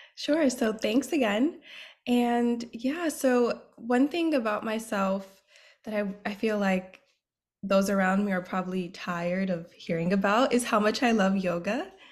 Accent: New York City, New York, United States; I am from the Bronx, New York, born and raised

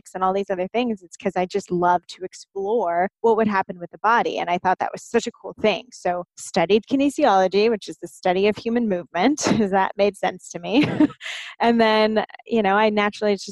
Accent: Southern California, United States; I grew up in Southern California

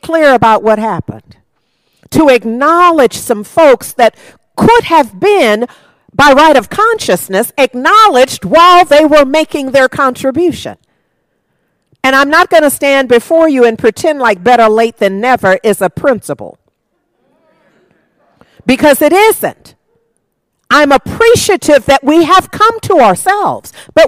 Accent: United States; this is where I live, and I am an American

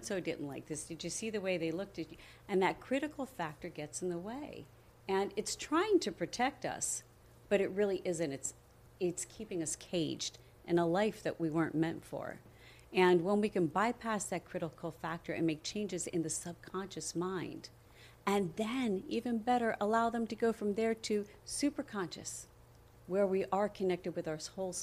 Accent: Coral Springs, Florida, United States; also born or lived in New Jersey / Pennsylvania; I was raised in Coral Springs.

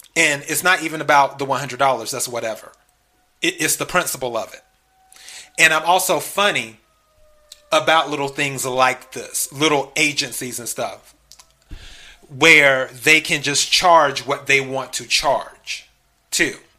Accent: the Carolinas, United States; also born or lived in Los Angeles, California; now in Texas, United States; I'm originally from the South. I'm originally from the Carolinas, and of course Texas. I'm in the South.

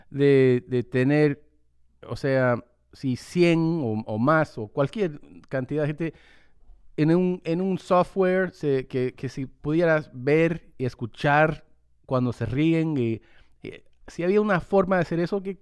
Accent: New York, United States; born there; desde Nueva York yo también tengo em, madre latina, nací aquí en Estados Unidos, pero ella viene de República Dominicana.

